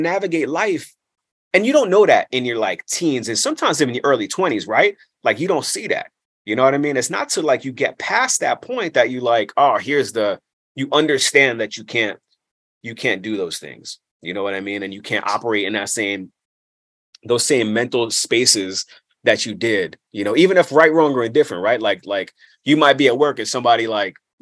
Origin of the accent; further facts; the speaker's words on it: New York City, New York, United States; also born or lived in Brooklyn; the way I came up was in, you know, kind of an interesting place of Queens, like that Ridgewood, Maspeth area. You know, I was born in Brooklyn. I grew up in this area